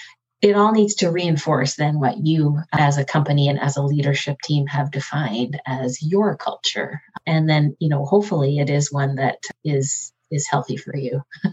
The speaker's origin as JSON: {"language": "English", "country": "Canada", "said": "we changed it to moose because we're Canadian. And so we should really reflect that."}